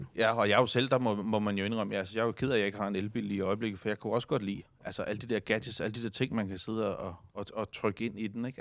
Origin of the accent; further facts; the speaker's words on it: Denmark; vi som danskere